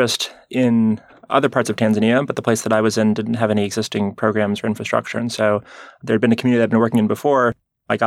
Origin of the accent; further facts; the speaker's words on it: Rhode Island, United States; I grew up in Rhode Island in the Northeast